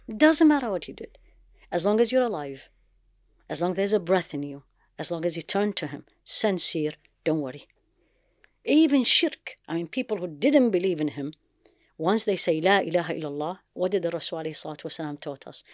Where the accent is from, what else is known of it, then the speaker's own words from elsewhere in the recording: Baghdad, Baghdad Governorate, Iraq; moved away; also born or lived in United States / London / Jeddah; I grew up in Baghdad